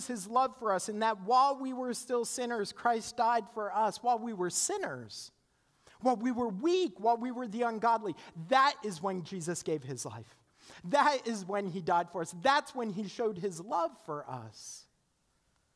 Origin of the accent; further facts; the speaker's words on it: Canada; now in United States; I'm Canadian, and when I graduated from college, my student visa expired